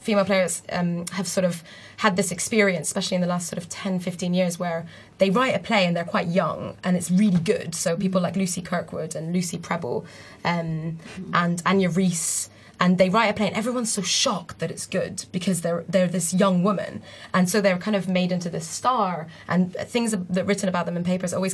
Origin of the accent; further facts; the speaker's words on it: Beirut, Beirut Governorate, Lebanon; moved away as an adult; I grew up in Beirut until I was about 18